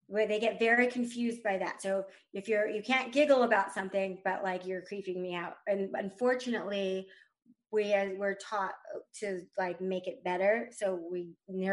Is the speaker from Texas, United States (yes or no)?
yes; Texas, United States; I'm also from Texas